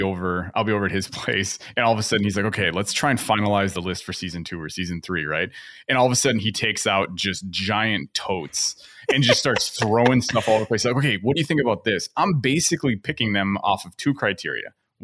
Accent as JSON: {"language": "English", "town": "Elmhurst", "region": "Illinois", "country": "United States", "tie": "born there", "said": "because I was born in Elmhurst, Illinois. So a suburb just like, southeast. Southwest, whatever, of Chicago."}